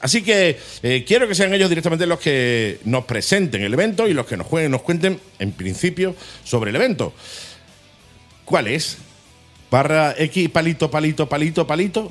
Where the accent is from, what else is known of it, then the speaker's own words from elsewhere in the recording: Torremolinos, Andalusia, Spain; Soy de Torremolinos